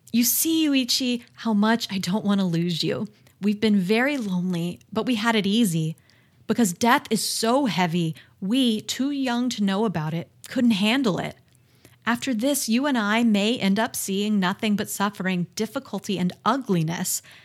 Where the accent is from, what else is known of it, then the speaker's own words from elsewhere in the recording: United States; I'm American